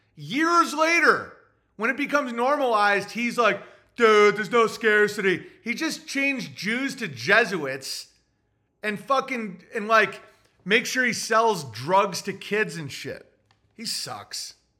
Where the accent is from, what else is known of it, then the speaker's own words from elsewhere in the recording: Oswego, New York, United States; I'm from Oswego